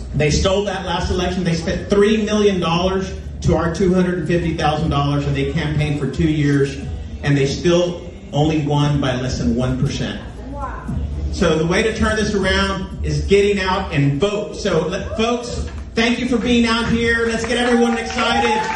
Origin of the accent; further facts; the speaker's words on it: New York, United States; Growing up in New York, just north of the city